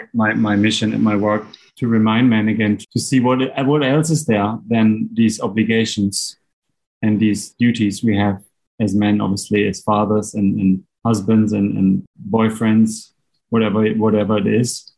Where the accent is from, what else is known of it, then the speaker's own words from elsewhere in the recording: Black Forest, Baden-Württemberg, Germany; moved away as an adult; now in Bali, Indonesia; Originally, I'm from Germany in the Black Forest